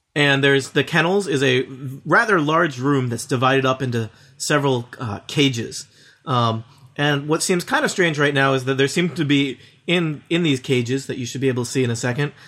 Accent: Midwest, United States; accent: Midwestern; I'm suppressing my Midwestern accent

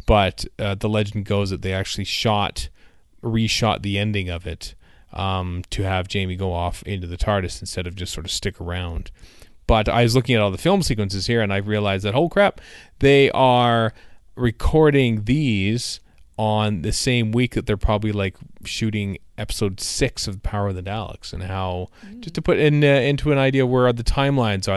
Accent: Canada; as a Canadian

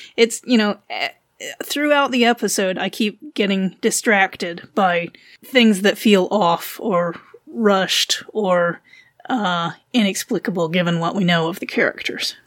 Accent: Wilmington, North Carolina, United States; I'm from North Carolina

